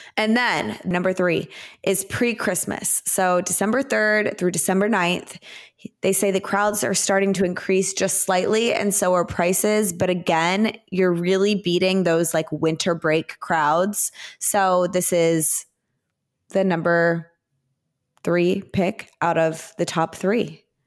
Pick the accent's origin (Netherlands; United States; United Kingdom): United States; Plano, Texas; growing up in Plano, Texas, we had fall break